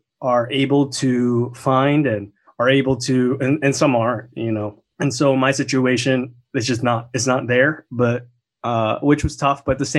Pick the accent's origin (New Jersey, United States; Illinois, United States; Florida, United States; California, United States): New Jersey, United States; also born or lived in Korea; I grew up in Jersey.